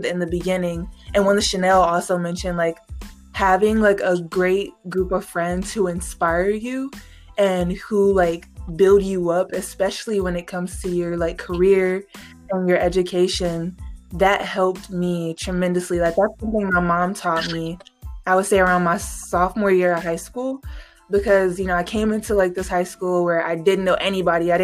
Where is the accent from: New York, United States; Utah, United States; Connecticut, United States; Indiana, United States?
Indiana, United States; Gary; moved away as an adult; I grew up in Gary